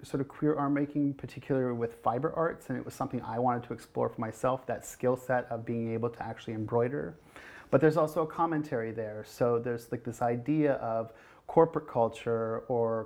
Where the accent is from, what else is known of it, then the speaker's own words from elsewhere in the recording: North Bay, Ontario, Canada; moved away; first time here in North Bay in my hometown